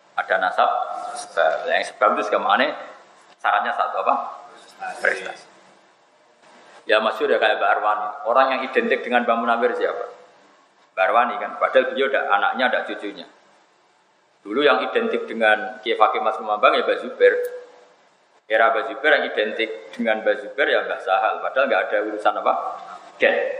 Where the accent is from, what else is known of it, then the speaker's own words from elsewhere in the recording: Pantura, Indonesia; Saya ini orang Pantura